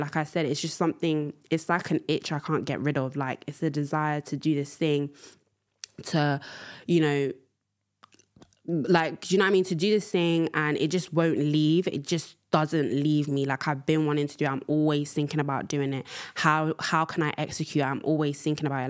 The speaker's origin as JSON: {"language": "English", "region": "London", "country": "United Kingdom", "also_born_or_lived": "Angola", "said": "I am from London town."}